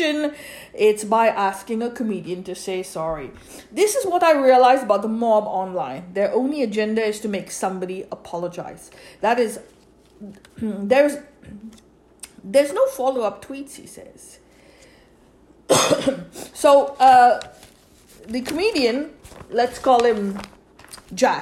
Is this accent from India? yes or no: yes; India; I'm Roman Catholic myself, born and brought up in India.